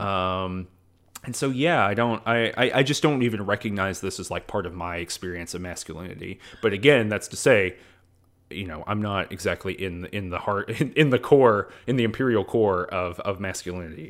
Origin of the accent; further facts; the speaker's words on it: the South, United States; I'm from the South